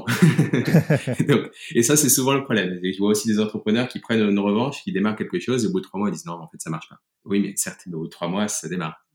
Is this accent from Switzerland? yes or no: no; France; moved away as an adult; now in Germany; J'ai quitté le groupe, mais j'ai surtout quitté le pays, j'ai quitté la France. quelques jours avant l'explosion de, la crise des premiers confinements français, je suis parti en Allemagne pour raison personnelle, puisque mon épouse est allemande